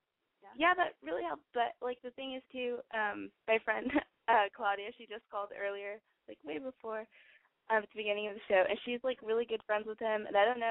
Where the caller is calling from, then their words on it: San Antonio, Texas, United States; I'm from San Antonio, and I'm 19.